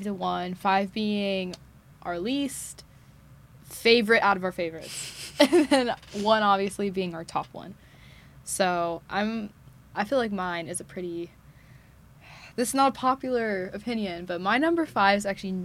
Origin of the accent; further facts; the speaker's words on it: Katy, Texas, United States; moved away; I'm from Katy, Texas, which is about an eight-hour drive. So around the Houston area